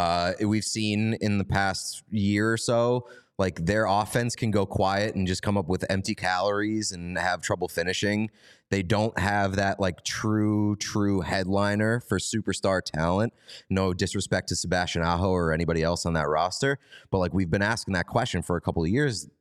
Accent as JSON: {"language": "English", "country": "Canada", "said": "That game said to me, we're Canadian. We don't give a fuck about U.S. Thanksgiving. It means nothing to us."}